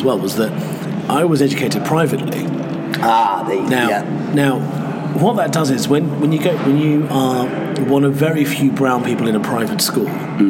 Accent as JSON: {"language": "English", "region": "London", "country": "United Kingdom", "tie": "born or raised there", "said": "I grew up in the East End of London where I'd get called a packy."}